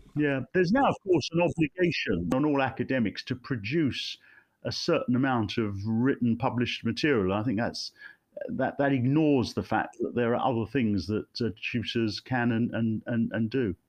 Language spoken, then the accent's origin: English; Ilford, London, United Kingdom; also born or lived in Finsbury Park, London; my parents moved to Ilford in Essex in 1963